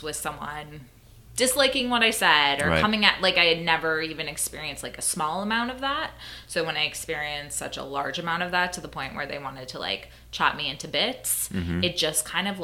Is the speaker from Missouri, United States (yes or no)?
no; Minnesota, United States; I grew up in Minnesota